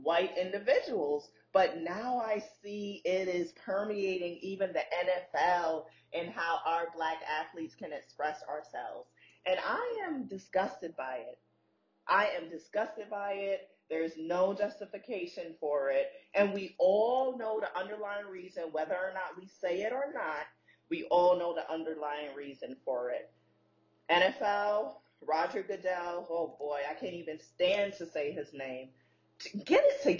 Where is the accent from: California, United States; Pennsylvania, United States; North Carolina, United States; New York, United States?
New York, United States; New York City; moved away; being a girl growing up in Brooklyn